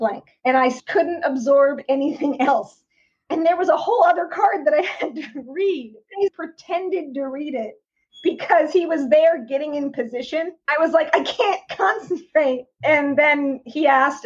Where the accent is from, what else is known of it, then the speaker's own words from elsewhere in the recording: right outside DC, Virginia, United States; moved away as an adult; also born or lived in New York; now in Los Angeles, United States; I grew up on the East Coast in Virginia, right outside DC